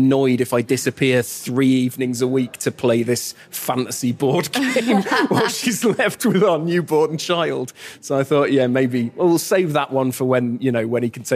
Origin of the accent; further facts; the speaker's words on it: United Kingdom; moved away as an adult; now in Luxembourg; I am still inescapably British, you know? I mean, with a voice like this